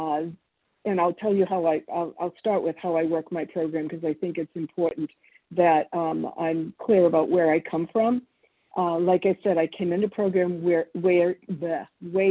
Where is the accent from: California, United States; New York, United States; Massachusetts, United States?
Massachusetts, United States; Boston; born or raised there; English is a second language; also born or lived in Argentina